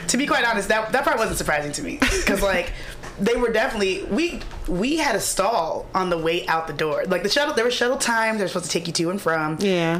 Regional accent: the South, United States; I'm from the South

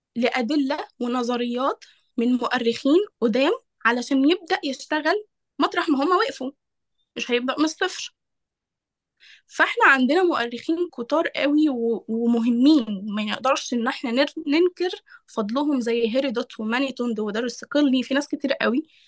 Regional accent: Egypt; احنا كمصريين

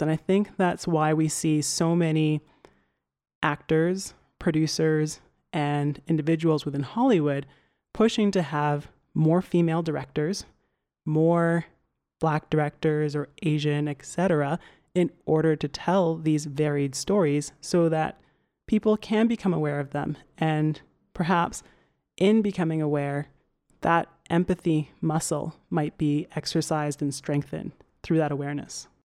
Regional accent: Alberta, Canada; I'm from Canada, and decidedly very much Canadian.

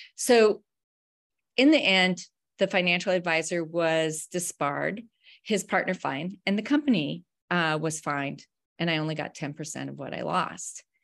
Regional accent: Wyoming, United States; also born or lived in Colorado; I grew up in Wyoming and, uh, Colorado, very rural places.

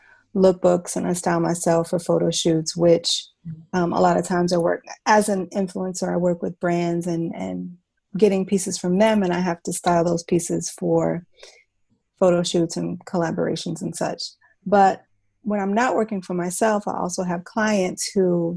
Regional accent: Chicago, Illinois, United States; moved away as an adult; now in Brooklyn, United States; I live in Brooklyn, New York, originally from Chicago. I've been in New York for about 14 years now

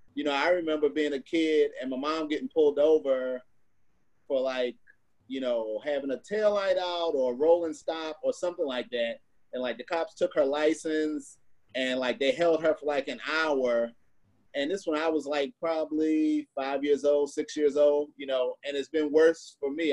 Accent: Missouri, United States; I grew up in Missouri

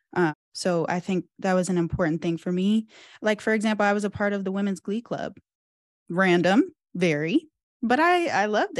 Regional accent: Cincinnati, Ohio, United States; moved away; I'm from Cincinnati

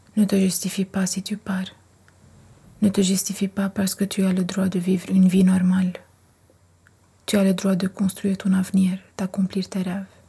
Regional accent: Lebanon; moved away as an adult; now in Angoulême, France; je viens du Liban

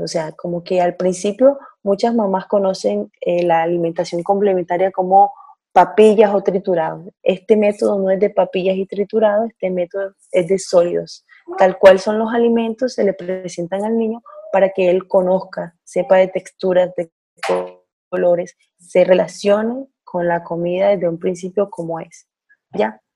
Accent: Barranquilla, Atlántico, Colombia; now in Israel; Soy colombiana de Barranquilla, del norte de Colombia, y vivo aquí con mi esposo y mi bebé

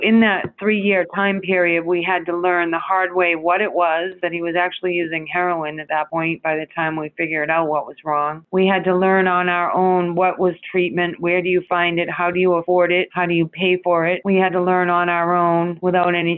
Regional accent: Randolph, Massachusetts, United States; moved away; I grew up in Randolph, 20 minutes south of Boston

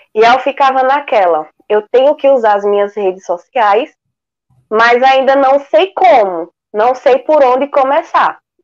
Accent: Pesqueira, Pernambuco, Brazil; aqui na minha cidade, né? Eu sou de Pesqueira, Pernambuco.

